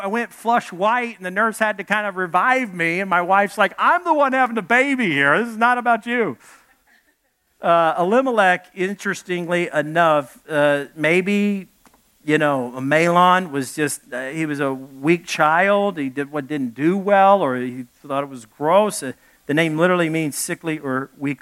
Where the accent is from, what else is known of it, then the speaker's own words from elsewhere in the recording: Arkansas, United States; also born or lived in Dallas, Texas; I come from Arkansas. I was born in Dallas, grew up in Arkansas